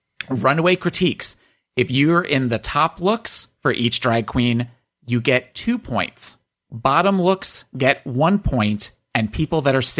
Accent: Chicago, Illinois, United States; Bitch, I'm from Chicago.

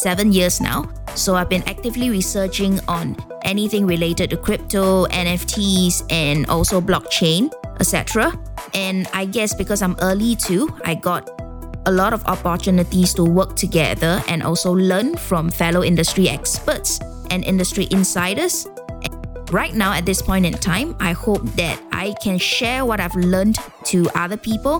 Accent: Singapore; I am personally born and bred in Singapore

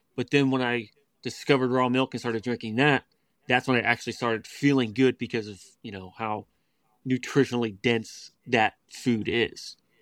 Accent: West Virginia, United States; we grew up in West Virginia, but it was suburbia, you know, about hour and a half from D C

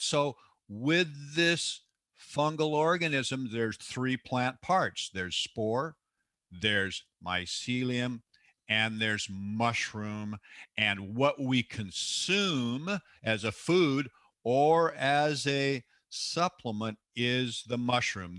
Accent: Seattle, Washington, United States; born or raised there

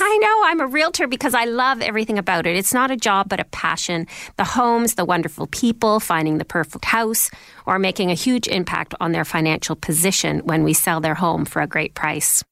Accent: Toronto, Ontario, Canada; first language Icelandic; English is a second language; also born or lived in Vancouver; my father soon realized that all the action was in Toronto, so he moved the family here, and I've lived my whole life in this city

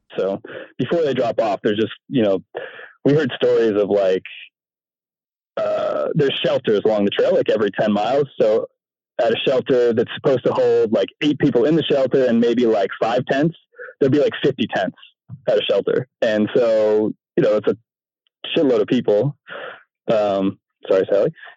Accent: Maine, United States; I'm from Maine

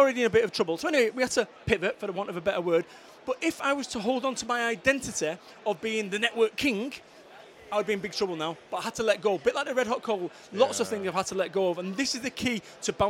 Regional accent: Salford, North West England, United Kingdom; now in Somerset, United Kingdom; I'm originally from Salford, council estates and what have you

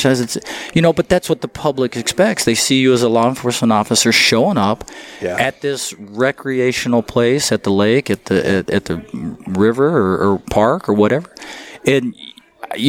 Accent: Texas, United States; now in Utah, United States; my home state of Texas

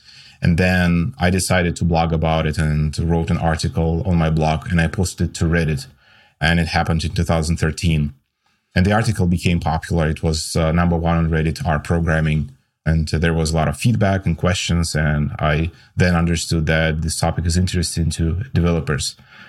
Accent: Russia; moved away as an adult; now in United States; I came from Russia to the States 6 years ago.

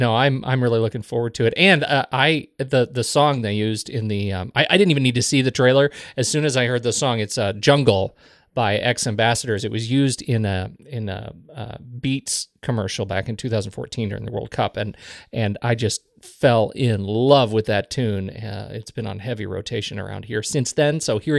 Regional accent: Colorado, United States; No, neither of us. No, we're from Colorado.

